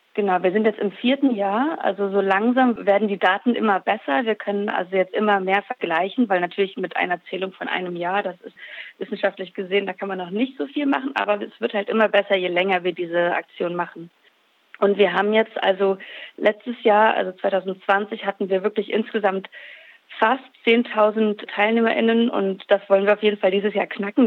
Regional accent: Germany; bei uns in Deutschland

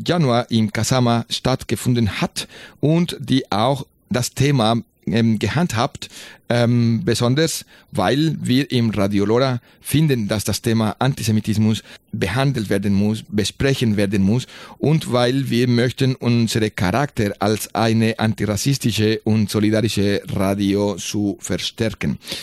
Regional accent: Colombia; German is a second language; moved away; ich bin in Kolumbien geboren.

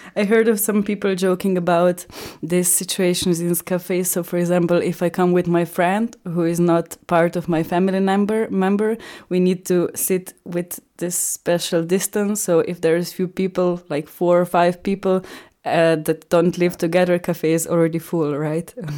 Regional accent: Ljubljana, Slovenia; English is a second language; now in Graz, Austria; I come from Slovenia, from Ljubljana

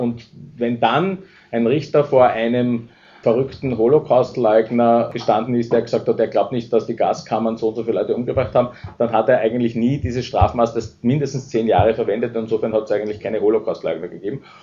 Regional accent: Austria; Als Österreicher

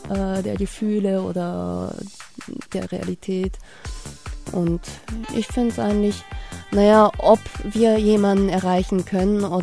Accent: Tübingen, Baden-Württemberg, Germany; ich bin zwar äh, vom Blut her vielleicht äh, japanischer Ursprung, aber aufgewachsen bin ich hier in Tübingen. Seit 20 Jahren sitze ich hier

